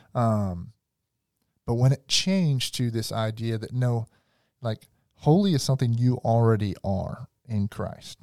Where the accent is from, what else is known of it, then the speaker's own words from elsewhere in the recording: the South, United States; I'm from the South